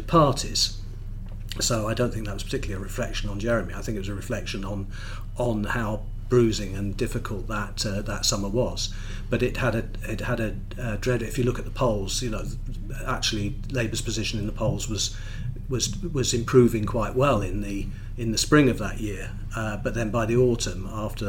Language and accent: English; London, United Kingdom; moved away as an adult; also born or lived in Sheffield; now in South Wales, United Kingdom; I was brought up in London